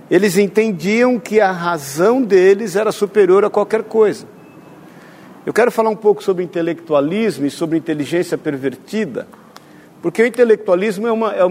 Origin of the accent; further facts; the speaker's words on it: Mato Grosso do Sul, Brazil; tua família está no Mato Grosso do Sul, eu sou de lá, vou para lá amanhã